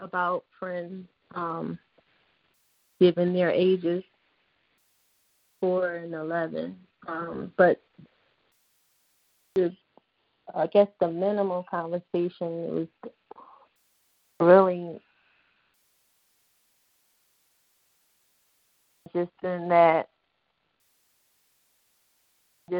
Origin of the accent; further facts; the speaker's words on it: Philadelphia, Pennsylvania, United States; moved away; I grew up in Philly